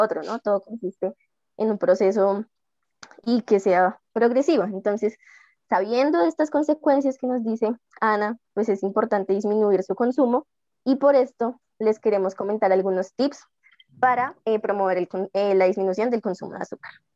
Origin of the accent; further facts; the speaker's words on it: Colombia; como colombianos somos criados en un país, entre comillas, dulcero